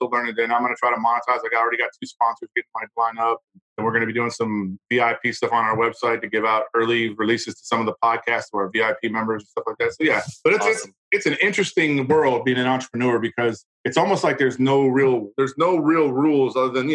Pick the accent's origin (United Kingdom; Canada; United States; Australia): United States; a lot of us as Americans that are proud